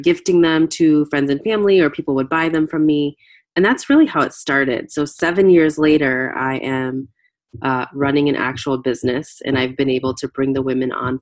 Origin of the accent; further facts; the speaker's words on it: United States; I was born in the U.S. My parents were immigrants